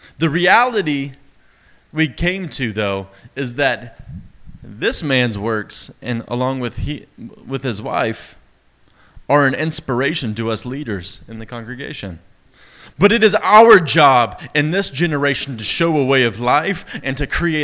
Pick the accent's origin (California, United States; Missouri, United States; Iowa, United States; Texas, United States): Texas, United States; East; accent: East Texas; My East Texas accent